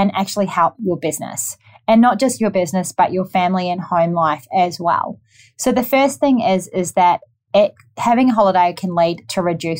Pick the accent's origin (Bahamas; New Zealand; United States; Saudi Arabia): New Zealand; now in Gold Coast, Australia; I'm from New Zealand, if you haven't already picked up my accent.